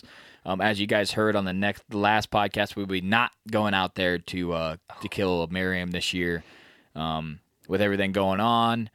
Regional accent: Midwest, United States; We're from the Midwest

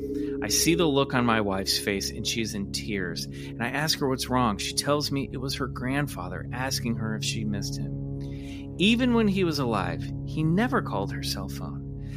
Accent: Kansas, United States; I currently live in Texas, but I am from Kansas. My sister still lives in Lawrence, Kansas.

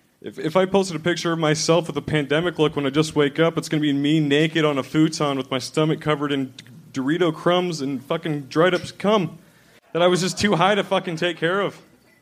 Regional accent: Washington, United States; I'm from Washington, Eastern Washington, yeah.

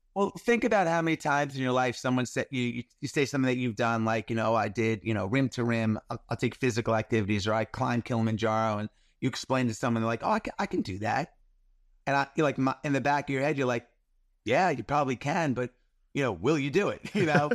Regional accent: New York, United States; I grew up in New York in the eighties

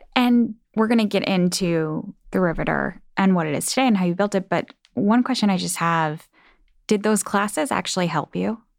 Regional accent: Midwest, United States; I'm from the Midwest too.

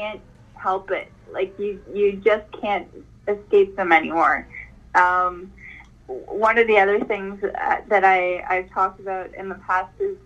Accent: Canada; As a Canadian girl

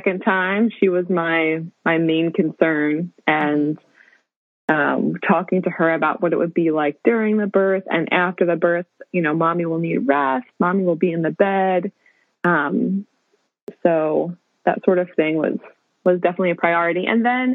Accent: Jersey Shore, New Jersey, United States; also born or lived in Harlem, New York City; now in New York City, United States; I was born and raised on the Jersey Shore, so that's where I hail from. And now I live in Harlem

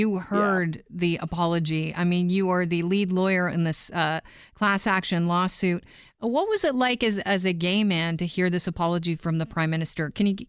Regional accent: Canada; as a Canadian who was not born when it was a crime

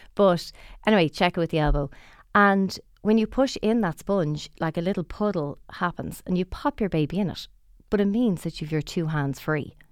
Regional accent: Dublin, Leinster, Ireland; we're both from Dublin

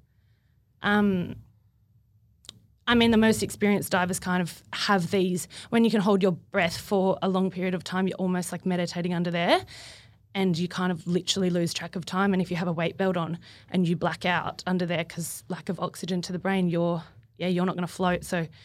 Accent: Sydney, New South Wales, Australia; moved away as an adult; now in Gold Coast, Australia; I was born and bred on Sydney's Northern Beaches

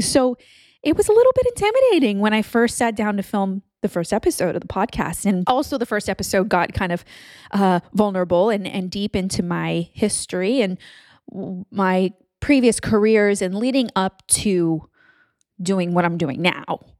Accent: Texas, United States; moved away as an adult; also born or lived in Louisiana / California; moved to Texas when I was ten, and then I grew up there

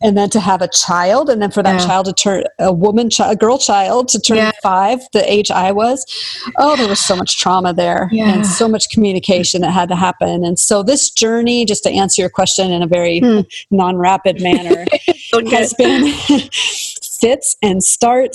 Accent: the Northwest, Pacific Northwest, United States; I'm from the Northwest

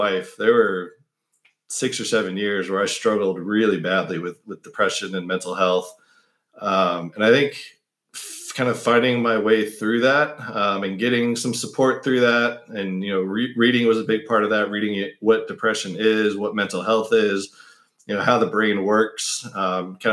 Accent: United States; I was the only American in the family

